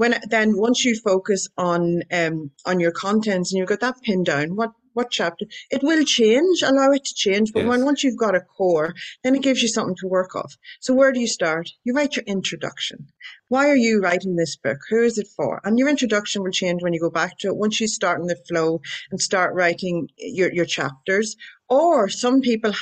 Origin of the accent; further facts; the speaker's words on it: Ireland; I'm Irish